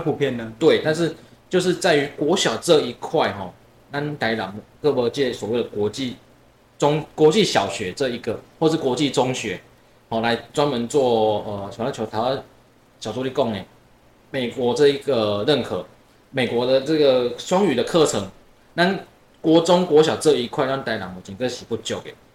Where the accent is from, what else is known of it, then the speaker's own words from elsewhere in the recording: Tainan, Taiwan; 我自己本身是台南人，品伦也是台南人